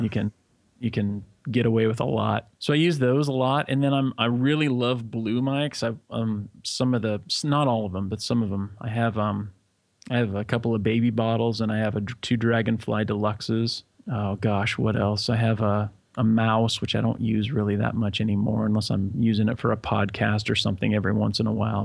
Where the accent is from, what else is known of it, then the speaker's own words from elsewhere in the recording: Corvallis, Oregon, United States; moved away as an adult; also born or lived in Los Angeles; now in Jakarta, Indonesia; I was born in Corvallis, Oregon.